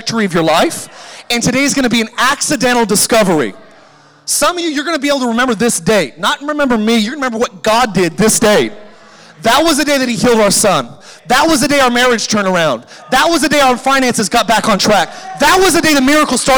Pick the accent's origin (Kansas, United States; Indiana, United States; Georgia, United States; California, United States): California, United States; moved away as an adult; now in Idaho, United States; I grew up in California and I had a lot of friends and a lot of influence down there. And when I became a Christian and moved to Idaho away from everybody that I knew